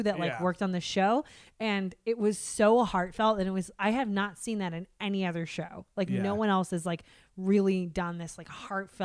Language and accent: English; United States; being an American